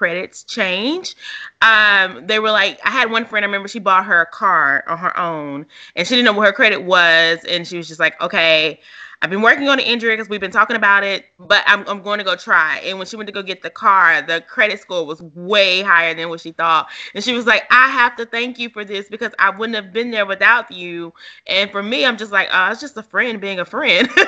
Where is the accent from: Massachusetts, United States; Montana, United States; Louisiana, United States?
Louisiana, United States; my hometown is like a college town, Louisiana